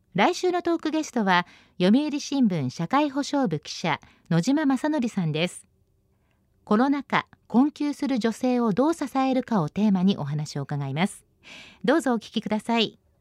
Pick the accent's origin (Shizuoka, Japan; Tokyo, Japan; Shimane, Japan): Shizuoka, Japan; 私のふるさと静岡にもトロ遺跡っていう遺跡がありまして